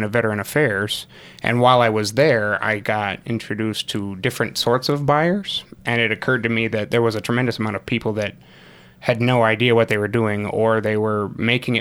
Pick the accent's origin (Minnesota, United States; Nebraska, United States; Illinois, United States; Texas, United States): Illinois, United States; Rockford; moved away as an adult; I'm actually from Rockford. I grew up in Rockford.